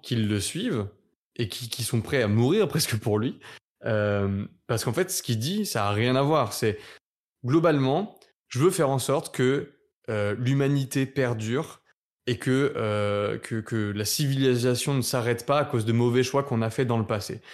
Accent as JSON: {"language": "French", "country": "France", "said": "nous, en tant que français"}